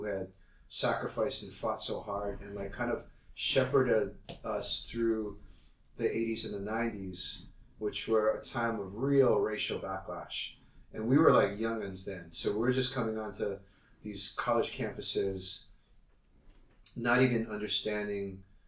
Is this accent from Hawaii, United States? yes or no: yes; Hawaii, United States; because I come from Hawaii. So I'd grown up in a majority minority, quote unquote, you know, state